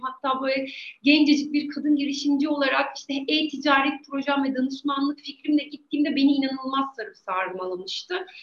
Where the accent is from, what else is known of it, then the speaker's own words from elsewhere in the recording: Eskişehir, Turkey; ben Eskişehir değilim ama artık Eskişehirliyim diyorum. Çünkü haya, aklım baki olduğu süre zarfında çok daha fazla burada yaşadım